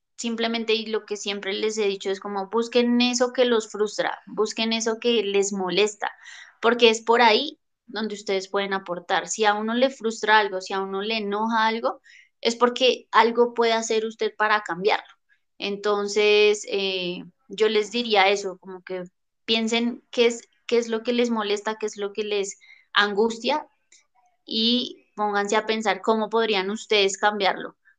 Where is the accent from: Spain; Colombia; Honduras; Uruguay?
Colombia; yo la verdad amo mi país